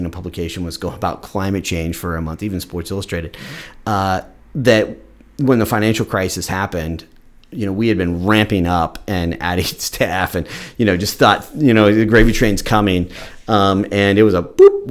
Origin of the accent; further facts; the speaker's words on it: Central Ohio, United States; also born or lived in West Seattle; now in Seattle, United States; I'm born from Central Ohio, where you couldn't imagine a different environment